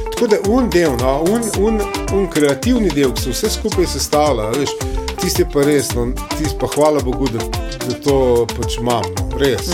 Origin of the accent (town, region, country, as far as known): Slovenia